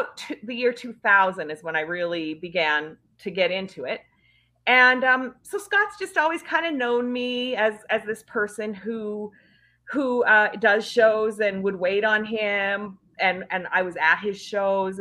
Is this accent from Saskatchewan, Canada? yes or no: yes; Northern Saskatchewan, Canada; I'm actually from Canada. I'm from Northern Saskatchewan originally